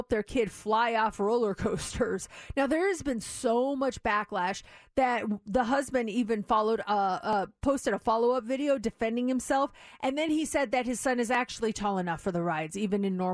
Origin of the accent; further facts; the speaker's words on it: Colorado, United States; now in Nevada, United States; I was born and raised in Colorado.